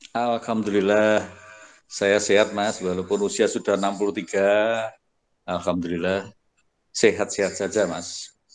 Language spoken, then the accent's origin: Indonesian; Ngawi, East Java, Indonesia; moved away; asal saya dari Ngawi